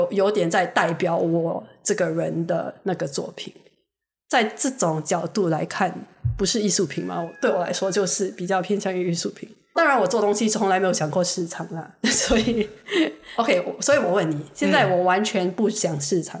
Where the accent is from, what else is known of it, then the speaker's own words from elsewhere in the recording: Singapore; 我就觉得身为一个新加坡人，新加坡人，我可以告诉你，我们是非常实际的一个一群人